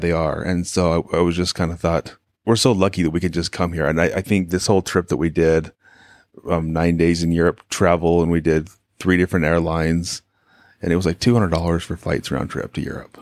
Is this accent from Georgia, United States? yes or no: no; Arizona, United States; we're from Arizona